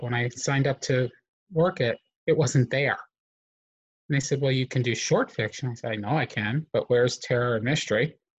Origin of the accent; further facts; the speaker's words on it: Southern US, United States; I grew up in the Southern Baptist South, so it's a whole new world for me.